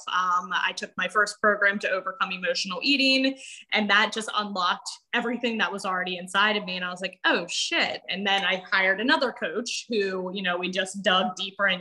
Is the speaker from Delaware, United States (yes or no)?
yes; Wilmington, Delaware, United States; I'm from Wilmington, Delaware